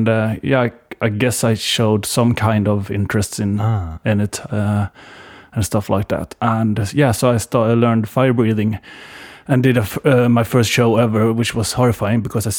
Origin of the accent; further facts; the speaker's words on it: Varberg, Halland County, Sweden; also born or lived in Tångaberg; I was born in outside of Varberg, and spent my first 12 years in a place called Tångaberg. It's 6 kilometers outside of town. So yeah, basically in or around Varberg my entire life.